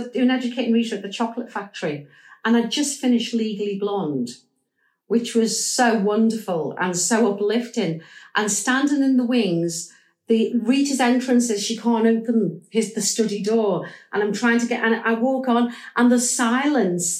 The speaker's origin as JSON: {"language": "English", "town": "Liverpool", "region": "North West England", "country": "United Kingdom", "said": "I'm a Scouser"}